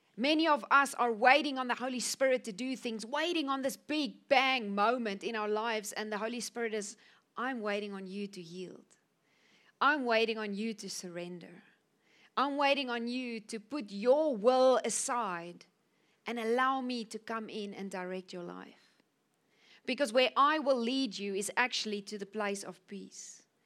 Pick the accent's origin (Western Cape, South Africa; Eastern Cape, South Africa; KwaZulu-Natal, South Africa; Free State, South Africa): Western Cape, South Africa; Cape Town; moved away as an adult; now in Namibia; I'm from Cape Town. I was born in South Africa.